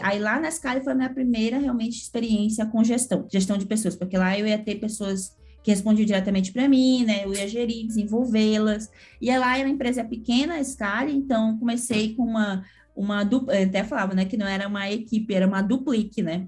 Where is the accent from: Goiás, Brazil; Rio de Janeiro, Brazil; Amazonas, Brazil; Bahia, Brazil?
Amazonas, Brazil; Manaus; moved away as an adult; now in São Paulo, Brazil; sou manauara, né, mas que mora em São Paulo já tem 11 anos